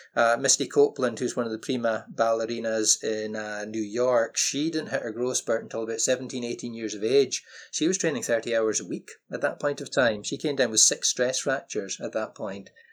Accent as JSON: {"language": "English", "area": "Orkney Islands", "region": "Scotland", "country": "United Kingdom", "tie": "born or raised there", "moved": "yes", "said": "I grew up in the Orkney Islands"}